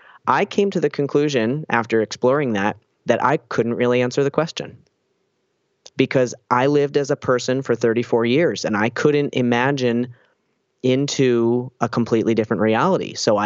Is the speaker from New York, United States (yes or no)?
no; New Jersey, United States; now in Boston, United States; And then when I moved to Boston in 2006 from New Jersey, where I'm from, I started hanging out with transgender people.